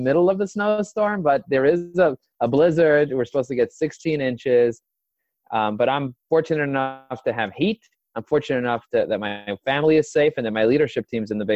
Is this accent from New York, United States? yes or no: yes; New York City, New York, United States; I was raised and grazed in Crooklyn, as they say. I was brought up in Borough